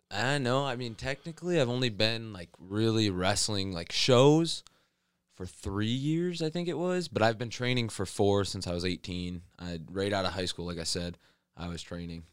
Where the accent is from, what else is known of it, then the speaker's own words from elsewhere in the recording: Rossford, Ohio, United States; I'm from Rossford, Ohio, a little small town right outside Toledo